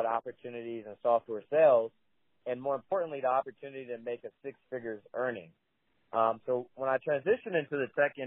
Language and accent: English; Richmond, California, United States; Originally, I'm from the East Bay. I was raised by a single mom and a little city called Richmond. It's not too far from Oakland